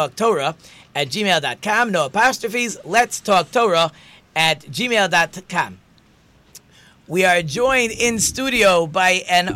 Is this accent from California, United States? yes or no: yes; California, United States; I was born in California